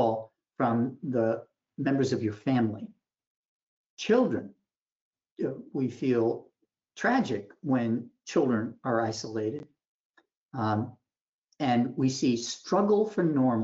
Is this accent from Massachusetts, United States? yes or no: yes; Boston, Massachusetts, United States; I'm from Boston